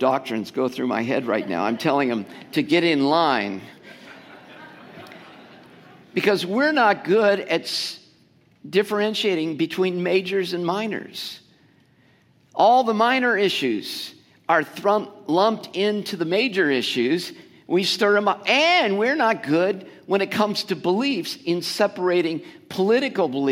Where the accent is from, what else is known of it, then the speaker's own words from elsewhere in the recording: United States; because we're Americans